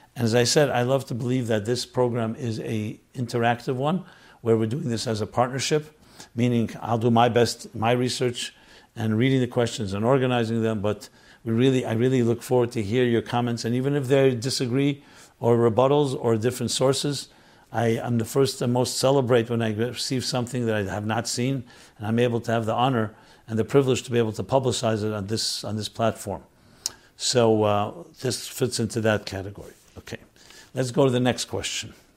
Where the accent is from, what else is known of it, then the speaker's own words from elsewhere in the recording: New York City, New York, United States; I grew up on St. Mark's. St. Mark Street, and then later Sullivan Place